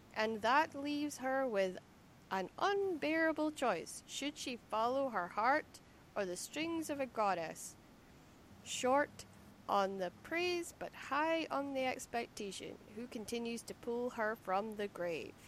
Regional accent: Lerwick, Scotland, United Kingdom; accent: Shetland; moved away; growing up in Lerwick.

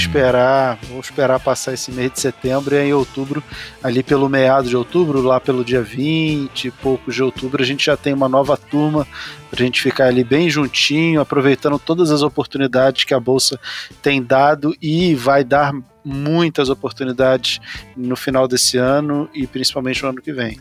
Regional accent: Rio de Janeiro, Brazil; eu nasci numa comunidade carente no Rio de Janeiro, eu sou lá do bairro do Rio Comprido, no Rio de Janeiro

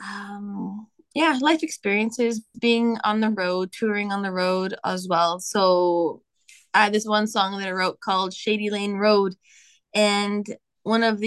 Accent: Strathroy, Ontario, Canada; I grew up in Strathroy, Ontario

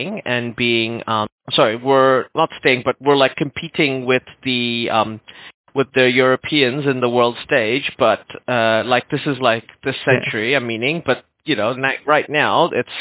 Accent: New Zealand; I'm from New Zealand

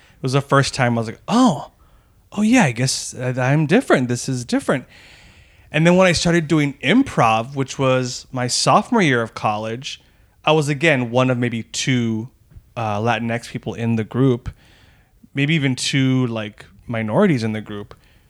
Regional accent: El Paso, Texas, United States; I grew up in the Lower Valley area of El Paso. So there was like three high schools that kind of made up that community, and you would kind of know people from there.

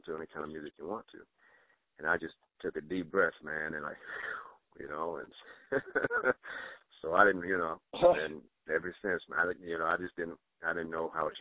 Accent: New Orleans, Louisiana, United States; also born or lived in Nebraska; now in Nashville, United States; I was born and raised in New Orleans, Louisiana.

